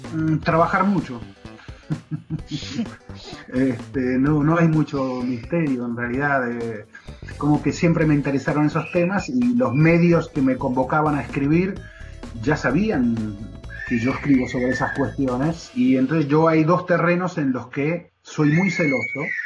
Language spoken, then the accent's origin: Spanish; Argentina; los argentinos decimos mala leche